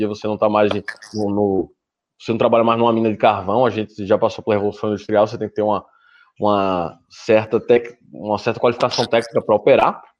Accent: Northeast Region, Brazil; Bom, eu sou do Nordeste, então isso acontece bastante.

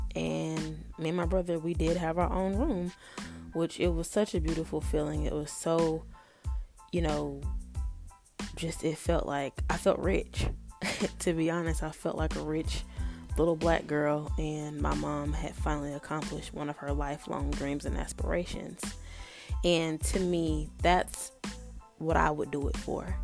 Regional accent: North Carolina, United States; I was born and raised in North Carolina

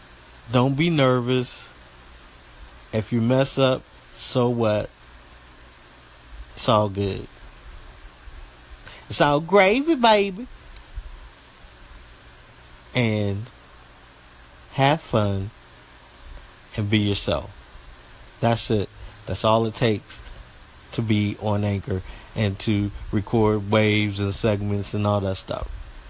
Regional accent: Southeast, United States; accent: country; I'm country. Live down here in the Southeast United States, and I'm country. Sometimes my country accent comes out, sometimes it don't.

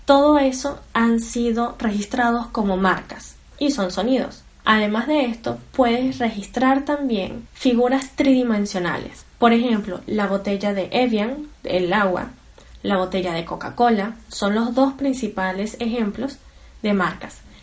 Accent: Venezuela; soy venezolana

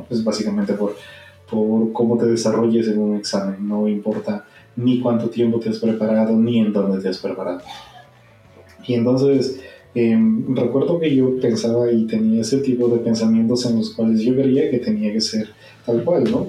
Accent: Peru; peruano de nacimiento

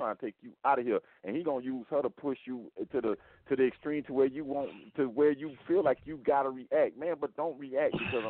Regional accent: Miami, Florida, United States; now in Rockmart, United States; I don't care if I'm from Nutbush, Tennessee. I don't care if I'm from where I'm at right now in Rockmont, Georgia.

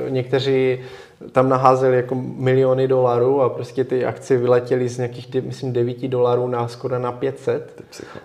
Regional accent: Czechia

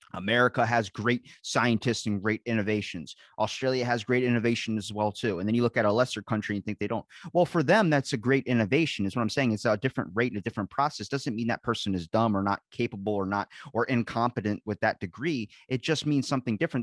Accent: United States; I'm from the United States

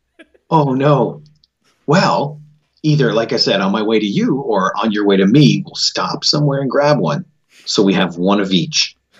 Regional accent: Canada; also born or lived in Florida; I was born right here in Canada

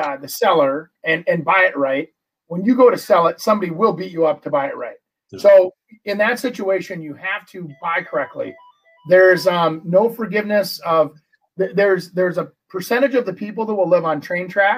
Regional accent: Brooklyn Park, Minnesota, United States; growing up in Brooklyn Park

